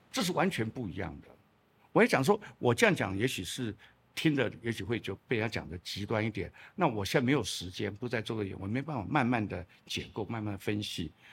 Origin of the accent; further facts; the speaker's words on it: Chiayi, Taiwan; moved away; also born or lived in Shandong (ancestry); 我小时候的住在嘉义